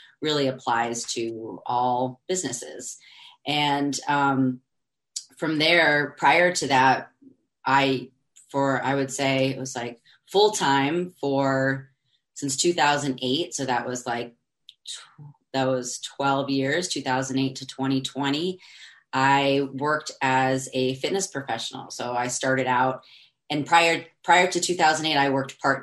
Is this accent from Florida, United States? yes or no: no; Boston, Massachusetts, United States; moved away as an adult; also born or lived in Washington, D.C.; I'm originally from Boston, which that's something that you and I bonded on immediately, which is awesome. We're both from Boston, Massachusetts